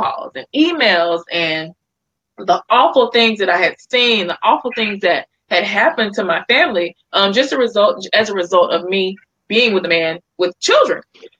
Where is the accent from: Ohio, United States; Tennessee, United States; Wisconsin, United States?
Tennessee, United States; Memphis; now in New York, United States; you guys know I'm born and raised in Memphis, Tennessee, but live in New York now.